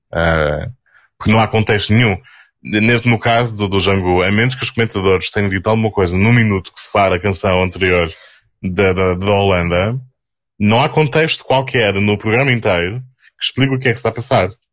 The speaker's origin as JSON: {"language": "Portuguese", "country": "Portugal", "said": "Nós, naquelas ilhas de onde, de onde eu venho"}